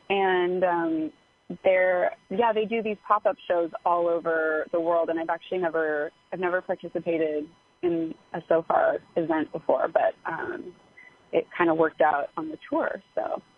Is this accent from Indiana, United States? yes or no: no; Los Angeles, California, United States; I'm from Los Angeles, and I've been recording my first batch of songs in East Nashville